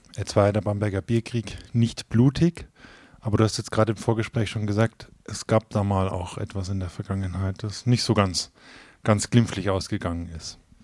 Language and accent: German; Coburg, Bavaria, Germany; Ich komme eher aus, äh, aus Coburg, aus dem nördlichen Oberfranken